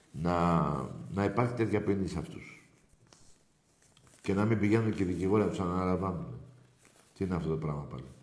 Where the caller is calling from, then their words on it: Nea Filadelfeia, Attica, Greece; Ε, καταρχήν … από Νέα Φιλαδέσια.